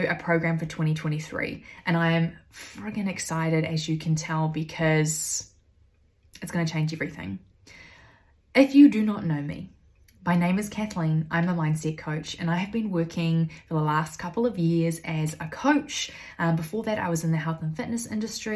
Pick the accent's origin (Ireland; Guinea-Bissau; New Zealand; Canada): New Zealand; also born or lived in United Kingdom / Australia; I grew up in New Zealand, having moved from the UK at the age of 3